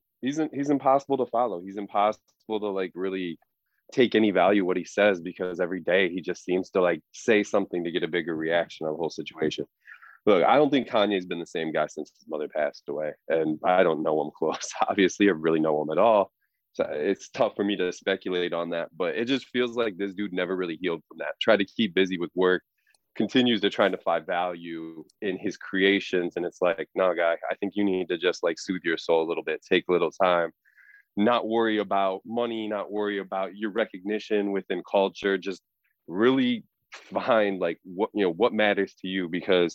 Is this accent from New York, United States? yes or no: no; Illinois, United States; this was somebody, you know, growing up in the Midwest, especially outside of Chicago.